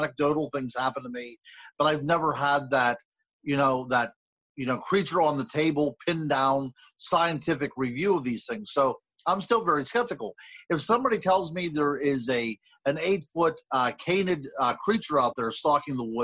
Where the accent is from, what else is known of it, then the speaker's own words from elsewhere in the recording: Blairsville, Pennsylvania, United States; I grew up in Blairsville